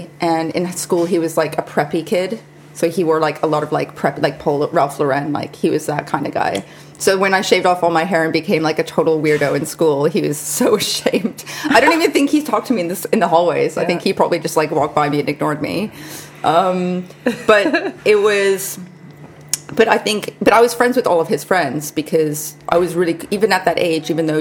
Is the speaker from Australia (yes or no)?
no; Kelowna, British Columbia, Canada; first language Hungarian; English is a second language; moved away as an adult; now in London, United Kingdom; I grew up in a small town called Kelowna, which is about 4-hour drive from Vancouver